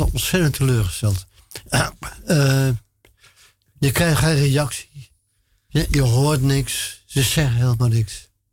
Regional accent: Amsterdam, North Holland, Netherlands; ik ben een Amsterdammer, hè?

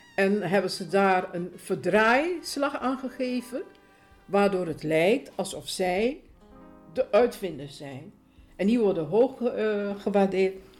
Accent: Suriname; now in Netherlands; Ik ben geboren in Suriname

